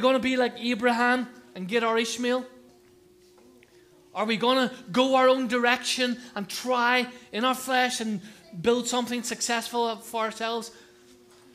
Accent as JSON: {"language": "English", "country": "Ireland", "moved": "yes", "lives_now": "United Kingdom", "said": "I'm not English, you know that, don't you? Huh? I'm Irish."}